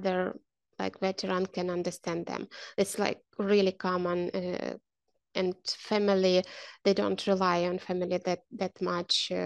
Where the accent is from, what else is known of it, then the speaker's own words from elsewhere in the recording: Ukraine; And I am from Ukraine.